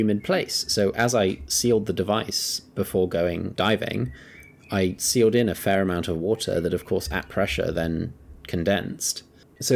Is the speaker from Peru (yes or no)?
no; Kenya; I grew up in Kenya